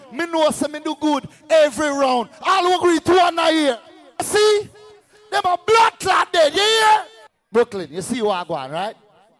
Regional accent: Bermuda; But me come from Bermuda, you come from New

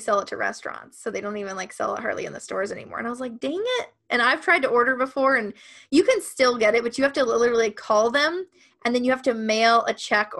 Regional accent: Ohio, United States; I grew up in Ohio

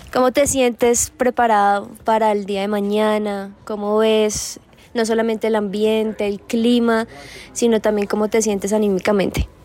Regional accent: Colombia; como colombianos

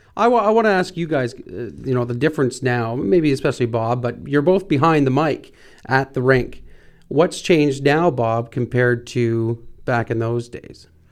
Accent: North Bay, Ontario, Canada; We're from North Bay.

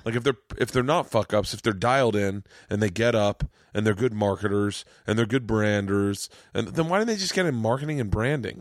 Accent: Florida, United States; I'm from Florida

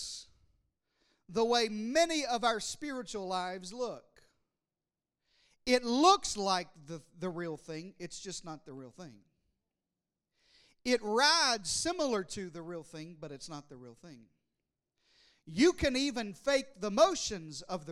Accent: Arkansas, United States; I was raised in the deep south in Arkansas

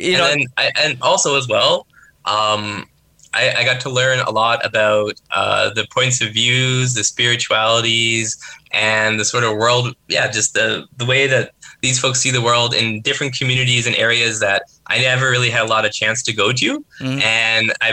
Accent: Northern Canada, Canada; moved away; as a Northerner myself

